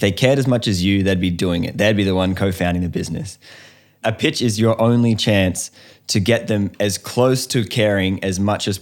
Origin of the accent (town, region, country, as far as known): Australia